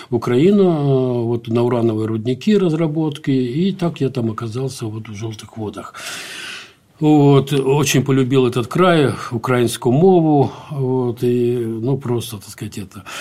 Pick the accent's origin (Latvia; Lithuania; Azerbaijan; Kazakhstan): Azerbaijan; Baku; born there; also born or lived in Dagestan / Ukraine; Э, я вообще родился в Баку.